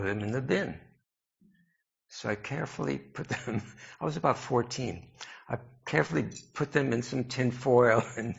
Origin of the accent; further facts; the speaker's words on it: New York City, New York, United States; I grew up in New York City, and I feel grateful for my exposure to the cosmopolitan influences in my childhood